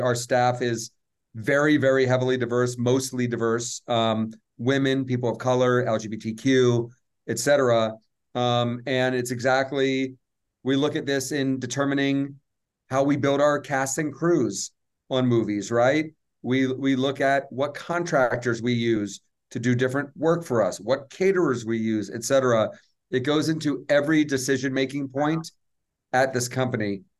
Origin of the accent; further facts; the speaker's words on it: Atlanta, Georgia, United States; I grew up in Atlanta